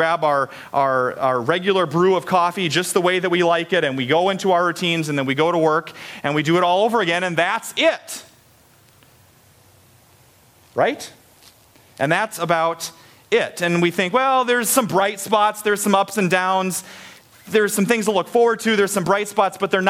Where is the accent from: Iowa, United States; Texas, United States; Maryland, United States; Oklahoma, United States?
Iowa, United States; Story City; I grew up in Story City, which is like an hour north of here